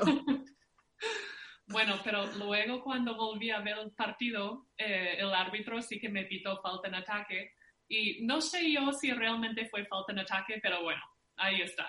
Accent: Minnesota, United States; moved away; somos de Minnesota

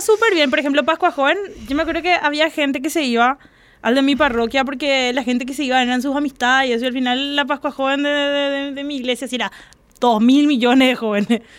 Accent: Fernando de la Mora, Central, Paraguay; yo soy Fernando de la Mora

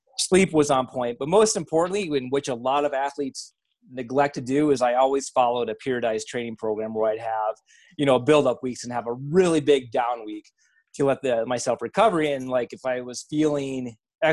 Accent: Iowa, United States; I'm a hick from Iowa

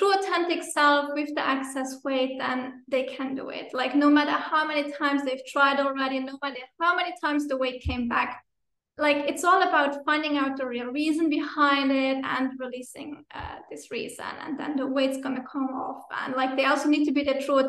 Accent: Luxembourg; moved away as an adult; also born or lived in Finland / Brazil; I'm originally from Luxembourg. I'm again living in Luxembourg, but I also lived 8 years in Finland, and then for almost 5 years in Brazil

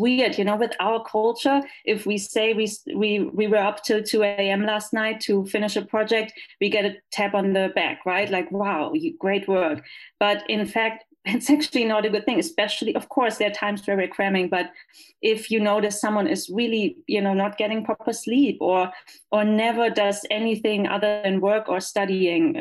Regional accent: Germany; English is a second language; moved away as an adult; also born or lived in Los Angeles, United States; now in El Paso, United States; as you can tell from my accent, I am not from here. I'm from Germany.

